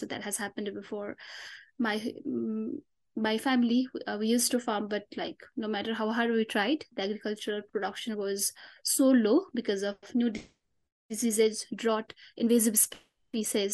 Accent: Solukhumbu, eastern Nepal, Koshi Province, Nepal; My hometown is Solukhumbu, which lies at the lap of Himalayas in eastern Nepal

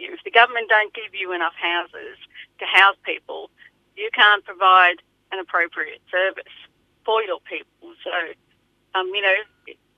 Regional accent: Echuca, Victoria, Australia; also born or lived in Balranald area, New South Wales; I was born in Echuca

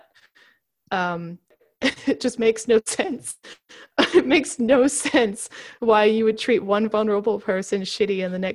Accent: Queensland, Australia; accent: Queensland; my Queensland accent

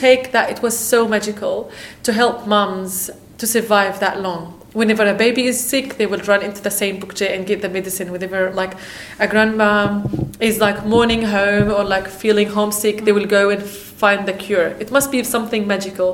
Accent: Palestine; moved away as an adult; now in Australia; I'm from Palestine

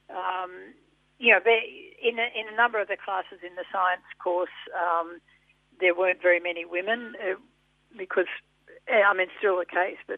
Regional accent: Sydney, New South Wales, Australia; born there; Oh yeah, yeah, I was born in Sydney.

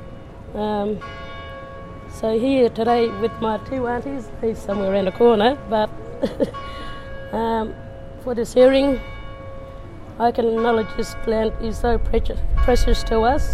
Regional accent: Yeelirrie, Western Australia, Australia; I grew up around Yeliri, Alban Downs, Jacobindy area

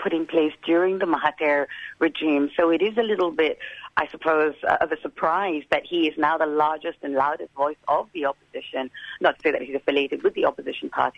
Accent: Malaysia; I grew up in Malaysia

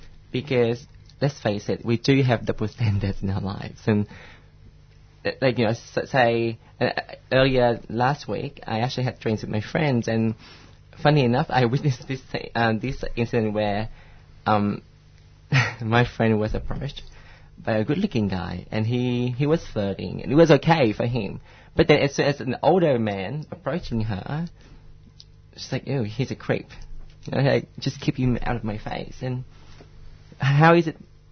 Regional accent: Vietnam; I came from Vietnam, and it's such a, I hate to say this, but it's a confusing, misogynistic place.

